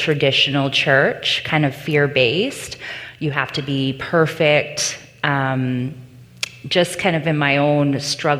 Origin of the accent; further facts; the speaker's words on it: Ontario, Canada; moved away as an adult; I was from Ontario.